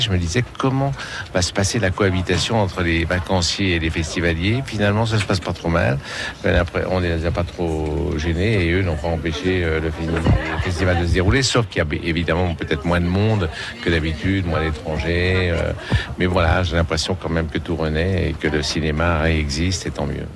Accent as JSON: {"language": "French", "town": "Annecy", "region": "Auvergne-Rhône-Alpes", "country": "France", "tie": "born or raised there", "said": "j'étais d'une région alpine. Je suis né dans Annecy, dans les Alpes"}